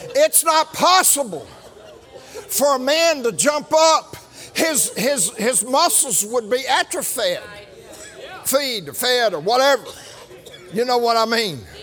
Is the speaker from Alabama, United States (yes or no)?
yes; Birmingham, Alabama, United States; I am from Birmingham